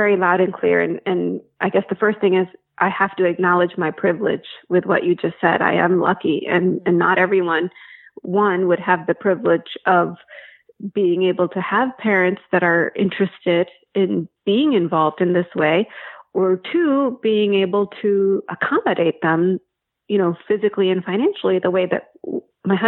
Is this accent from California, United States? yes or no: no; New Jersey, United States; moved away; I grew up in New Jersey, and my dad and two of his brothers lived in the same town